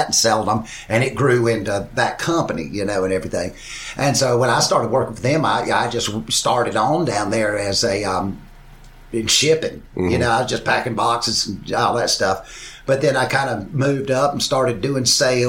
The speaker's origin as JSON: {"language": "English", "town": "Shelby", "region": "North Carolina", "country": "United States", "tie": "born or raised there", "also_born_or_lived": "Los Angeles, California", "moved": "as an adult", "said": "growing up in Shelby, North Carolina"}